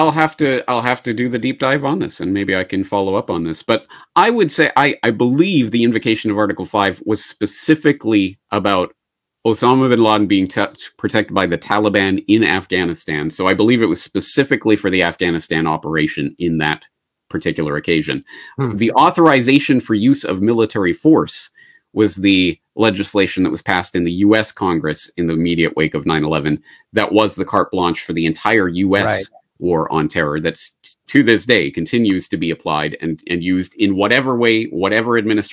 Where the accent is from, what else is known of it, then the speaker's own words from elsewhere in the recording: Canada; And as a Canadian, so this is my perspective on it. As a Canadian, this is my entree into this